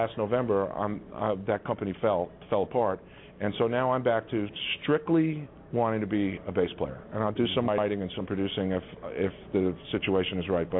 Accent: New York, United States; I grew up in New York.

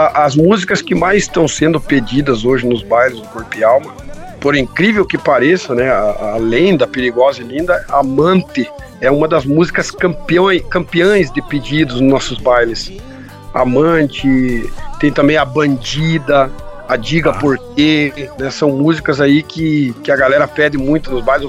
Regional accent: Santa Izabel do Oeste, Paraná, Brazil; Comecei lá na cidade de São Isabel do Oeste, no Paraná. Sou paranaense, né, Guilherme? E ali eu morava na roça eh, desde muito cedo, desde muito pequeno. Morava com meus avós ali

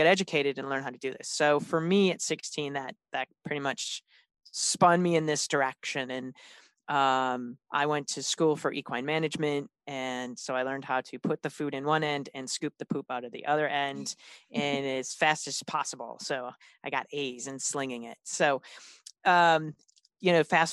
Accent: Wisconsin, United States; I'm originally from Wisconsin and born and raised

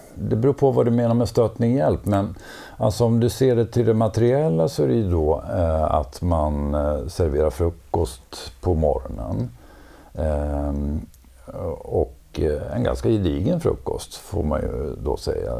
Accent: Borlänge, Dalarna County, Sweden; also born or lived in Gothenburg; now in Stockholm, Sweden; född och uppvuxen i Borlänge

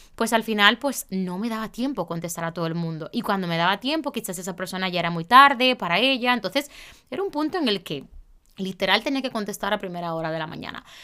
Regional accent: Santiago de los Caballeros, Santiago, Dominican Republic; moved away; mi ciudad, a Santiago

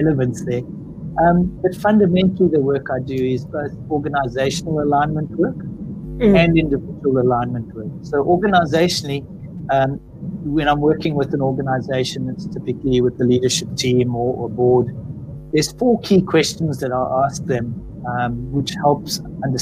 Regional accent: South Africa; moved away as an adult; now in Australia; based on my accent, I'm clearly not born and bred in Australia. I'm South African.

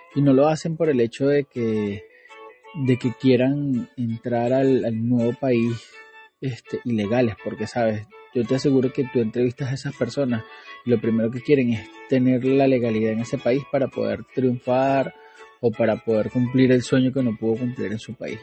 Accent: Venezuela; born or raised there; moved away as an adult

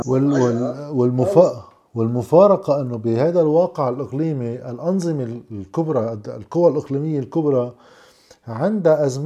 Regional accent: Lebanon; moved away; أنا مشكلتي لما لا لما طلعت من لبنان

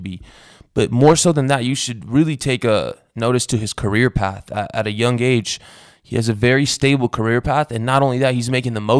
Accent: Romania; moved away; I'm from Romania where the gypsies are from

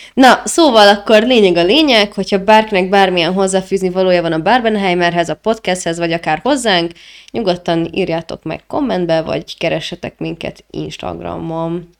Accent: Hungary; magyarok vagyunk

